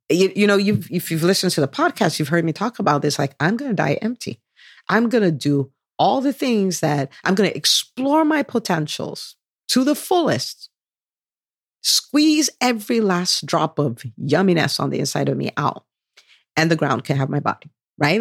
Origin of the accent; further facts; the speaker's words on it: Nigeria; moved away; I did do a bit of growing up in Nigeria